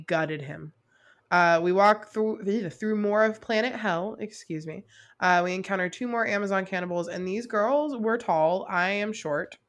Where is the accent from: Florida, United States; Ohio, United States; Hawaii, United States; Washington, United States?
Florida, United States; South; I'm from South Florida, where a good portion of the Everglades are